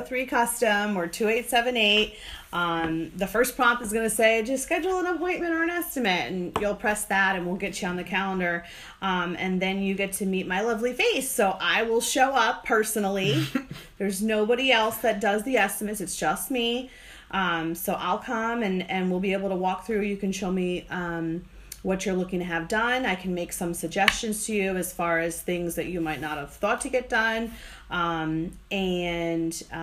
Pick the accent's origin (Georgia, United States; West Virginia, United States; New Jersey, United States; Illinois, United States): New Jersey, United States; now in Charlotte/Fort Mill area, United States; I'm from New Jersey